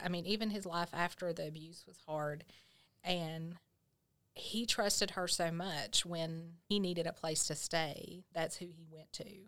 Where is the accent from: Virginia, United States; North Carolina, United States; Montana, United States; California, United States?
Virginia, United States; Grundy; I grew up in Grundy